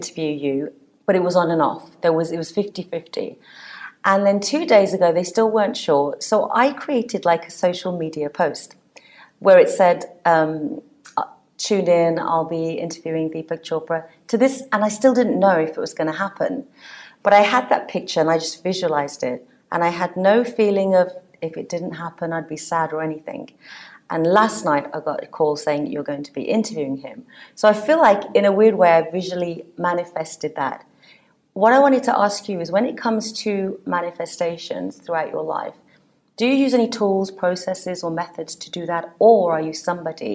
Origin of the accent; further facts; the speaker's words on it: England, United Kingdom; Coming from a Sikh Punjabi family, I grew up in England